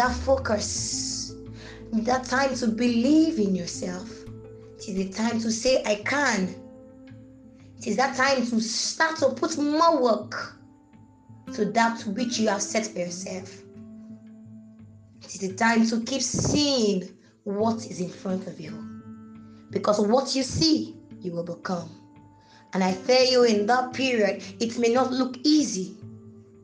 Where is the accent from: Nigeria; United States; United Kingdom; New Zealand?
Nigeria; Ile-Ife, Osun; I'm from Ileife, Osun State.